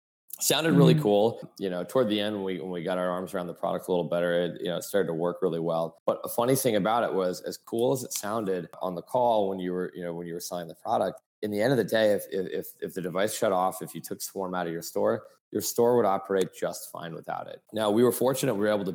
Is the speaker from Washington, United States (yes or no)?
no; Fairfield, Connecticut, United States; also born or lived in Florida; now in New York City, United States; I grew up on the mean streets of Fairfield, Connecticut